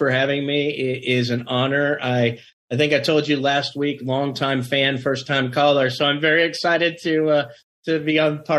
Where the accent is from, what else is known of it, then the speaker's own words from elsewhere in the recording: Richmond, Virginia, United States; moved away as an adult; also born or lived in Nebraska / South Carolina / Tennessee; But I was born in Nebraska. In fifth grade, we moved to Richmond, Virginia. At that point, I was at Manchester High School, which is a high school right outside in Midlothian, Virginia.